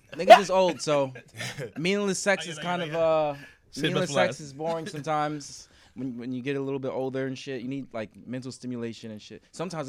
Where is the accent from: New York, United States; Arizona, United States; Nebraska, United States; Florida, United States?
New York, United States; Brooklyn; I'm from Brooklyn, you know.